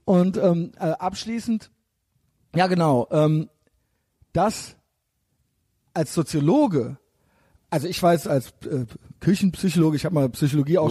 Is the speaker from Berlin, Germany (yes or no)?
no; Koblenz, Rhineland-Palatinate, Germany; moved away; ich bin aus Koblenz, ja. ja da okay. bin ich ja als kleines Kind schon ans Hochwasser gegangen